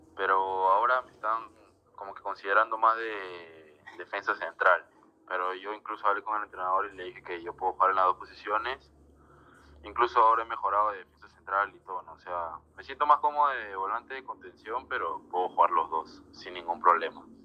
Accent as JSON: {"language": "Spanish", "country": "Peru", "said": "como todo peruano"}